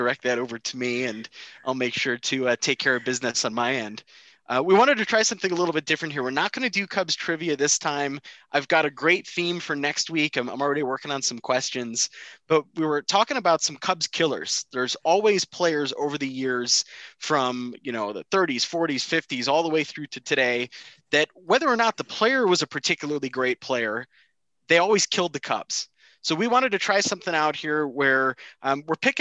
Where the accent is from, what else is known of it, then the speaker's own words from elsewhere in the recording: Midwest, United States; also born or lived in Normal, Illinois; now in Denver, United States; One of the great things about growing up in the Midwest are those storms that you get.